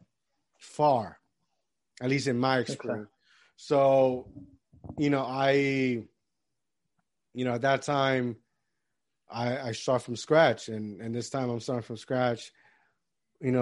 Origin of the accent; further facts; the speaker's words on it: Puerto Rico; moved away; I grew up in Puerto Rico. I came here.